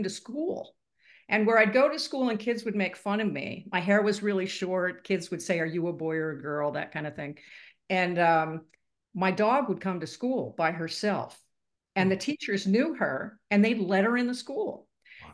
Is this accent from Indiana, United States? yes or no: no; New Jersey, United States; moved away as an adult; also born or lived in Grand Rapids, Michigan; now in Arizona, United States; I was born in Grand Rapids, Michigan, but my parents moved shortly thereafter. So I was raised in New Jersey.